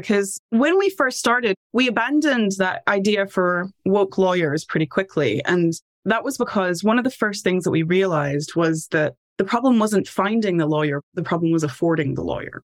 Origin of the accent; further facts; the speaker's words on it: Tennessee, United States; moved away as an adult; now in United Kingdom; Background is I'm from Tennessee originally, and I did my bachelor's degree at a university that had a great study abroad, ended up in Scotland studying abroad.